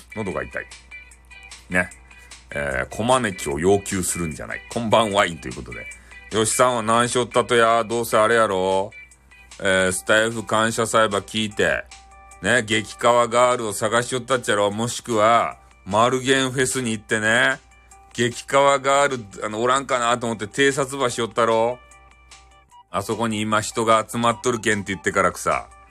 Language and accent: Japanese; Fukuoka, Japan; 俺たち福岡民